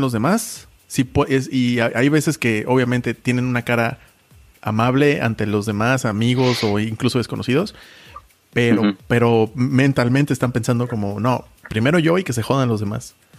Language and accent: Spanish; Mexico; moved away; also born or lived in Germany; como mexicano